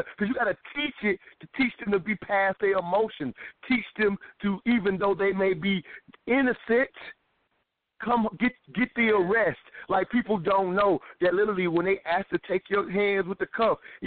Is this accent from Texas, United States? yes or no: no; South Carolina, United States; I'm from South Carolina.